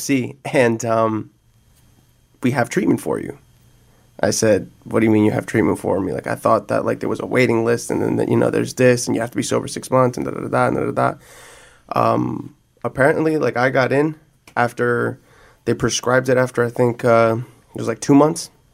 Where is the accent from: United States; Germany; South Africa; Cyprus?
United States; New Jersey; moved away; I'm from Jersey